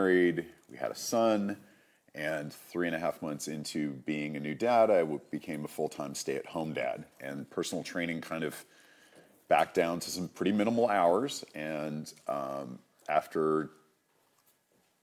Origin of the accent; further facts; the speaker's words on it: Massachusetts, United States; moved away as an adult; also born or lived in California; I moved from where I grew up in Massachusetts to California at 18